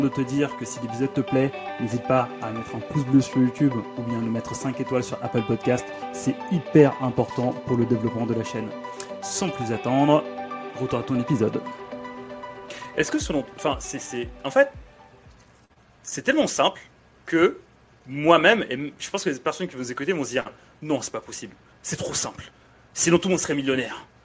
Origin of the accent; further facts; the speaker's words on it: France; also born or lived in Dakar, Senegal; je suis arrivé en France, j'avais 9 ans